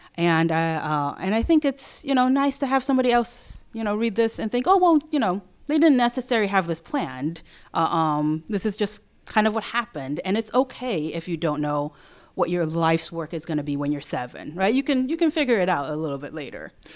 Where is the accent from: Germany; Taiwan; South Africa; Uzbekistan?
Taiwan; now in Memphis, United States; I'm from Taiwan